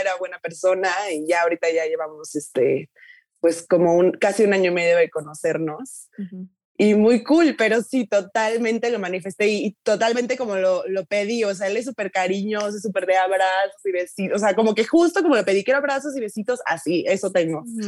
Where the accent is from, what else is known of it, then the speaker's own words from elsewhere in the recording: Tuxtla Gutiérrez, Chiapas, Mexico; moved away as an adult; te regresas aquí a tuxla a vivir